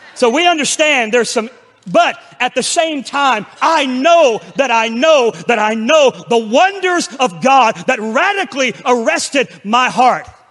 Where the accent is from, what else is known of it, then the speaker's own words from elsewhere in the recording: Pensacola, Florida, United States; my hometown of Pensacola, Florida